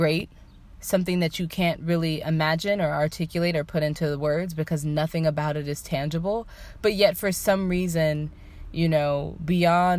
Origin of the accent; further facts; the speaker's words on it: United States; I was raised in the United States